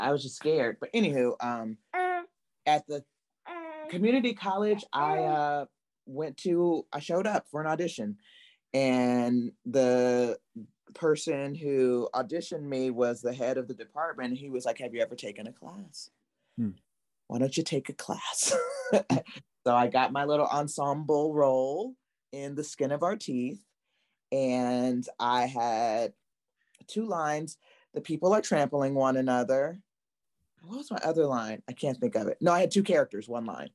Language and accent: English; Los Angeles, California, United States; I grew up in South Central